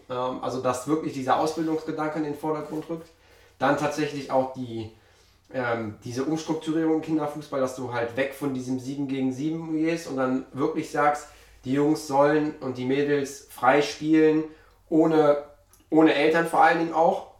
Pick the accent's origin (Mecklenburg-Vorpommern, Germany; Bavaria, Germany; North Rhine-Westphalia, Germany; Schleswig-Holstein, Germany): North Rhine-Westphalia, Germany; Mönchengladbach; bei uns in Gladbach